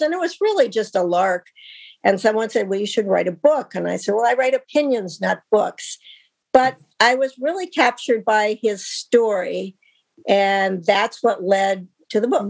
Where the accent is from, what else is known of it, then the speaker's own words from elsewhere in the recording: Wyoming, United States; my home state of Wyoming